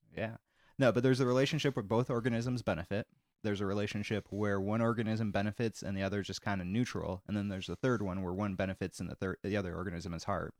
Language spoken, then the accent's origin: English; Michigan, United States; I'm from Michigan